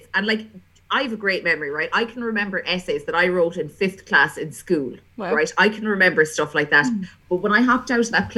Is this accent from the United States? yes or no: no; Kerry, Munster, Ireland; I'm from Kerry